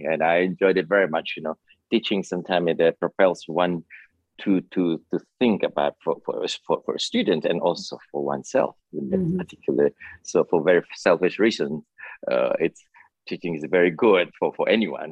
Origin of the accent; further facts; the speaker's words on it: Bandung, West Java, Indonesia; now in New York, United States; I grew up in a city of called Bandung, named Bandung. It's about 100 miles south of Jakarta